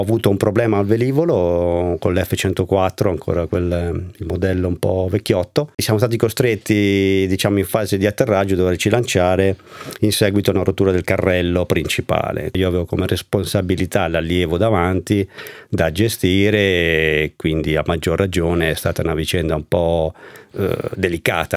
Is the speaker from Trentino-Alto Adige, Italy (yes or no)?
yes; Val di Fiemme, Trentino-Alto Adige, Italy; dove abitiamo noi, dove io sono originario, la Val di Fiemme, il Trentino in generale